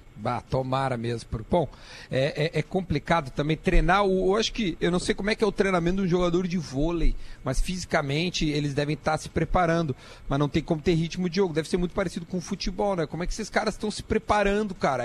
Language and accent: Portuguese; South Region, Brazil; a gente é aqui do sul do Brasil